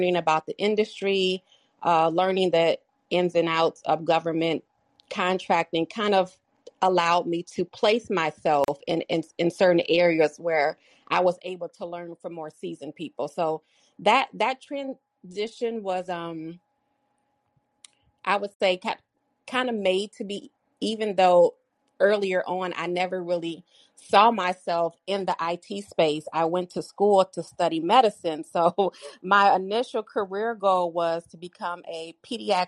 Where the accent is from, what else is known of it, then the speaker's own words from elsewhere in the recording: Michigan, United States; moved away; also born or lived in Colorado / Chicago, Illinois; My formative years I spent in Michigan